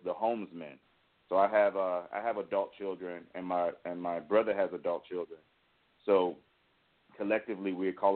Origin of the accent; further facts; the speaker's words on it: Richmond, Virginia, United States; moved away as an adult; now in California, United States; we're from Richmond, Virginia, and we started writing in Richmond